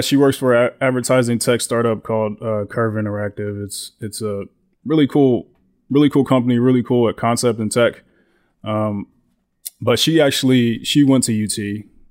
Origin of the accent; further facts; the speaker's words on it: Houston, Texas, United States; moved away as an adult; now in Austin, United States; I grew up in Houston. I went to school in Houston